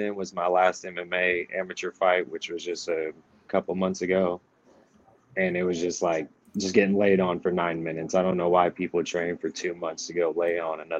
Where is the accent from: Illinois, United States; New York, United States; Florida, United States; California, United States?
Illinois, United States; Danville; my hometown, Danville, Illinois. That's where I'm originally from.